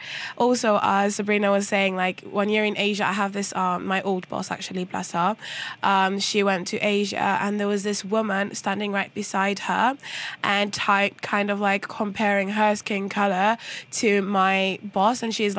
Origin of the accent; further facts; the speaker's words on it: Kenya; now in Norway; I'm from Kenya, born and raised